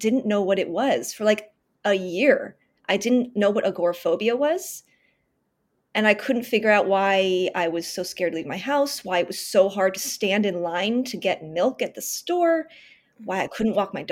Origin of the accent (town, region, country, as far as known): San Francisco Bay Area, California, United States; born or raised there; moved away as an adult; now in Los Angeles, United States